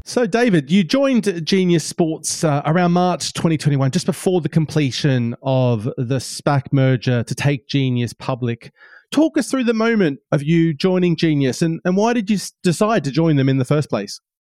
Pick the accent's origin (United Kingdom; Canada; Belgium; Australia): Australia; I'm Australian and I was growing up in Australia